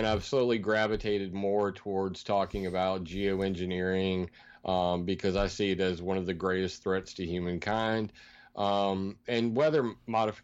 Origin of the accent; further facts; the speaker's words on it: Sumter, South Carolina, United States; I'm from Sumter, South Carolina